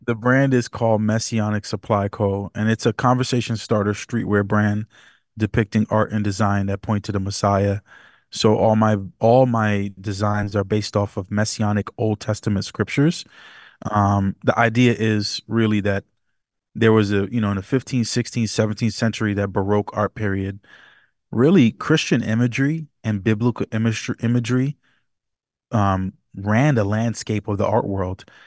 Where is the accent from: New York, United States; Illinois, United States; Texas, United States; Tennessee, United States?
New York, United States; New York City; I was born and raised partially in the Bronx, New York. I'm from New York City area